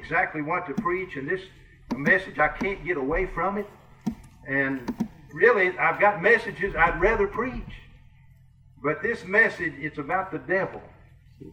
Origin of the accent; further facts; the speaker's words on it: Kentucky, United States; accent: Kentucky; moved away as an adult; now in Iowa, United States; I'm a Kentuckian. You can tell I've got a Kentucky accent. But 23 years ago, we moved to Iowa